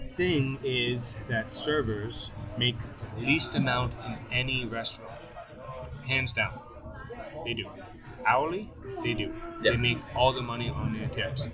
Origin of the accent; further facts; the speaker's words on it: Guelph, Ontario, Canada; I'm originally from Guelph